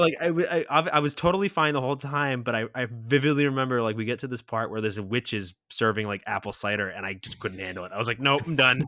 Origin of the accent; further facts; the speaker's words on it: New England, United States; we're both from New England, so, like, originally